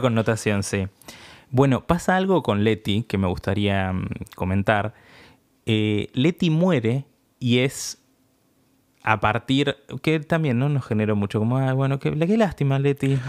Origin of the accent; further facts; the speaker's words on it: Argentina; nosotros que somos de Argentina